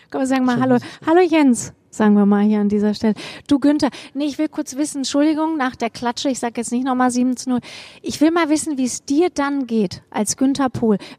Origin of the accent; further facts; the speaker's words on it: Hesse, Germany; now in Bochum, Germany; Guck mal, da komme ich ja her aus Hessen.